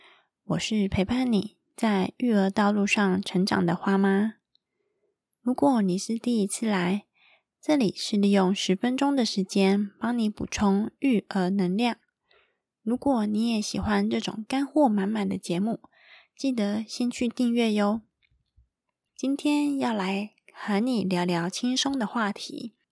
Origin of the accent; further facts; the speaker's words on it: Taiwan; 跟我们台湾人一样